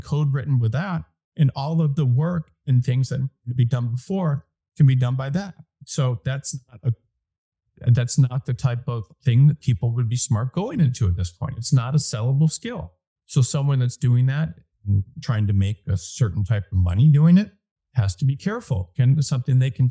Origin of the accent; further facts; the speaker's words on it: Detroit, Michigan, United States; moved away as an adult; I was from Detroit